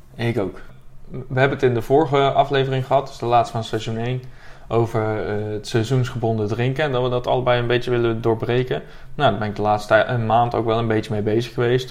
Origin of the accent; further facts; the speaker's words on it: Buren, Gelderland, Netherlands; ik kom dan uit Buren